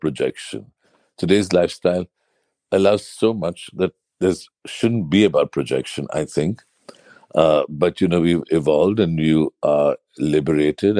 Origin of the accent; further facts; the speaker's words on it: Mumbai, Maharashtra, India; I grew up in South Bombay.